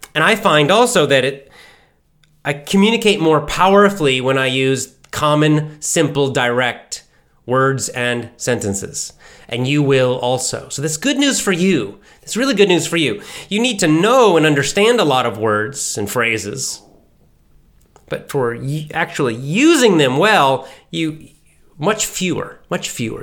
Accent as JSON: {"language": "English", "region": "Southeast United States", "country": "United States", "tie": "born or raised there", "accent": "standard American", "said": "I can do a bit of a Southern American accent, the Southeast part of the United States, 'cause I grew up there"}